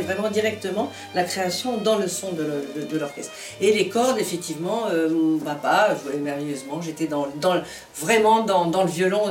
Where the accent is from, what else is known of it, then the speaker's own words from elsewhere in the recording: Casablanca, Casablanca-Settat, Morocco; je suis née au Maroc, à Casablanca